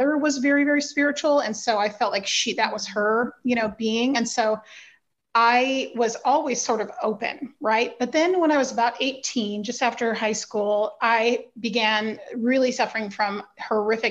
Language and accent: English; Berkeley, California, United States; I grew up in Berkeley, California